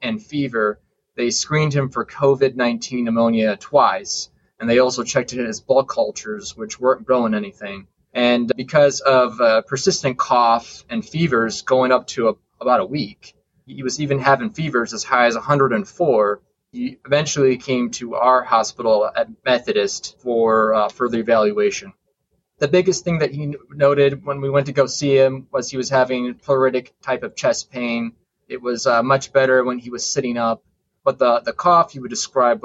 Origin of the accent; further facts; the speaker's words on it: Indiana, United States; I've been a Hoosier my whole life